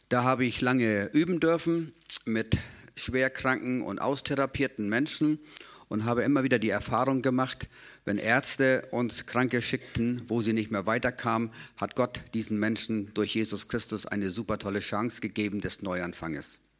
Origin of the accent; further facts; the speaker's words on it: Rendsburg, Schleswig-Holstein, Germany; Ich komme aus Rendsburg.